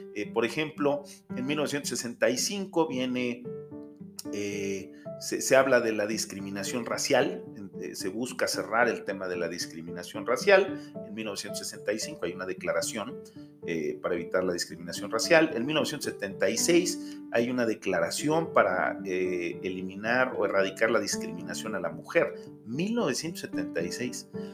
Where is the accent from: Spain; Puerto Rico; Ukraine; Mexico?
Mexico; como América Latina y como México